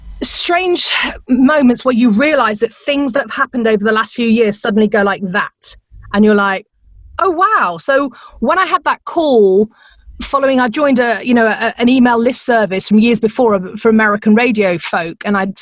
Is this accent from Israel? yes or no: no; England, United Kingdom; accent: English; now in Phoenix, United States; I still get a kick over the fact that people laugh at my accent all the time.